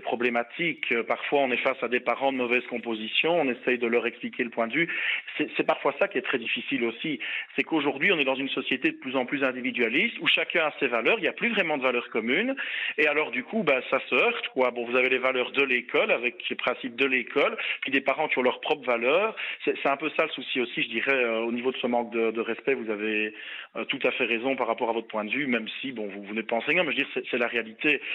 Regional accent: Belgium; chez nous en Belgique

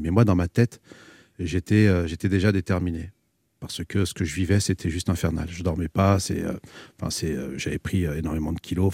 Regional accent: France; je suis né ici, je suis un isicien.

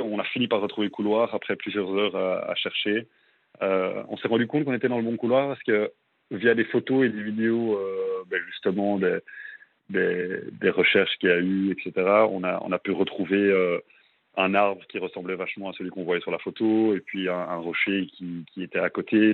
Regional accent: Belgium; moved away as an adult; also born or lived in Brussels, Belgium; now in Melbourne, Australia; je suis, je suis à Bruxelles, en Belgique. Je suis belge.

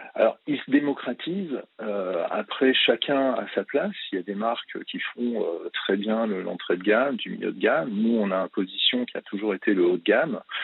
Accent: Chamrousse, Auvergne-Rhône-Alpes, France; je suis issu de la montagne puisque j'ai habité champs et je suis né quasiment à Champs-Rousse, une station de ski au-dessus de Grenoble

